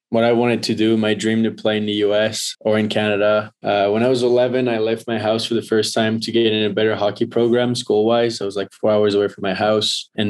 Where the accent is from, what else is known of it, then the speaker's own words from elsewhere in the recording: Northeast, United States; I came from the Northeast where it's like. You know, playing juniors and stuff.